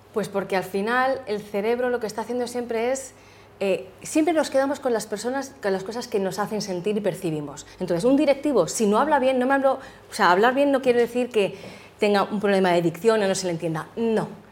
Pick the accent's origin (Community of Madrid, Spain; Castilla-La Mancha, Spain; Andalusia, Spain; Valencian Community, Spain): Community of Madrid, Spain; Madrid; also born or lived in United States; yo nací en Madrid, la verdad que llevo muchos años, me encanta Madrid.